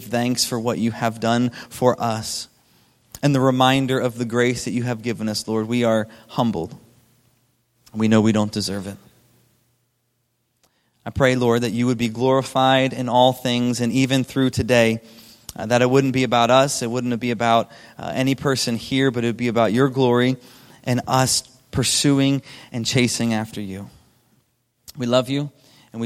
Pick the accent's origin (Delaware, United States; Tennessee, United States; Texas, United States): Delaware, United States; I grew up in Delaware on the East Coast.